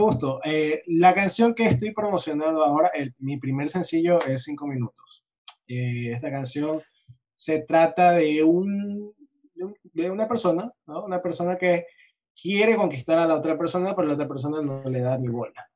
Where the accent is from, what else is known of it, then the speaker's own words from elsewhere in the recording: Guayaquil, Guayas, Ecuador; Guayaquil es mi ciudad natal